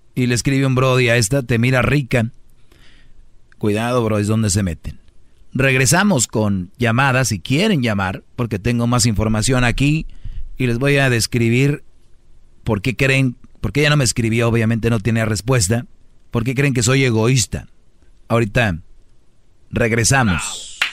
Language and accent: Spanish; Monterrey, Nuevo León, Mexico; si yo soy de Monterrey